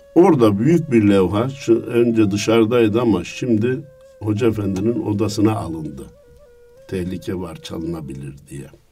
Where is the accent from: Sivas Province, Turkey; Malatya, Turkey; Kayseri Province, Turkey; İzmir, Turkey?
Kayseri Province, Turkey; Kayseri'nin Erket nahiyesinde 1950'de dünyaya gelmişim. Herkes gibi ilkokulu kendi nahiyemde okudum.